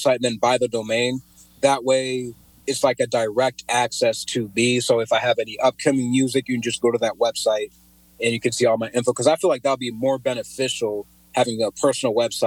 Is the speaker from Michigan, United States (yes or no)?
no; Cedar Falls, Iowa, United States; also born or lived in Pocatello, Idaho; moved to Iowa when I was around 2, I believe, been living here ever since